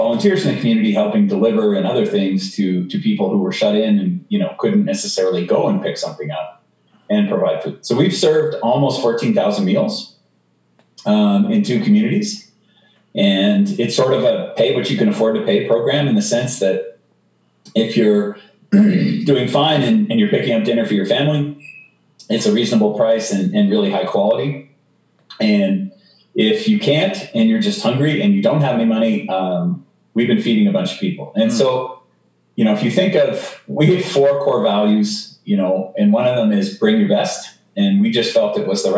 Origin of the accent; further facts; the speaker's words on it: Canada; also born or lived in Denver; now in United States; I'm a Canadian who lives in the U.S.